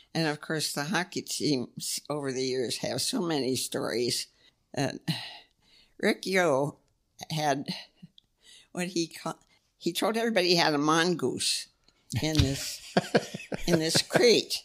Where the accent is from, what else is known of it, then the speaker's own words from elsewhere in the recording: Pennsylvania, United States; also born or lived in Ann Arbor, Michigan; now in Houghton, United States; born and raised on Lake Erie